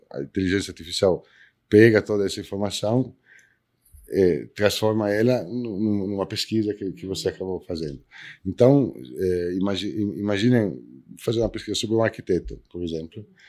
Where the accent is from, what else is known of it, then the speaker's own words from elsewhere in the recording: Italy; Portuguese is a second language; now in Brazil; eu sou italiano